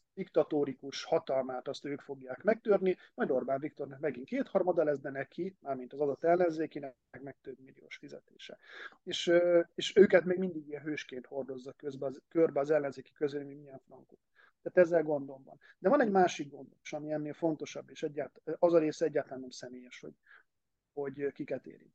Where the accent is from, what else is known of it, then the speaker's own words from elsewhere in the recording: Hungary; egy más korosztály vagyok, meg vidéki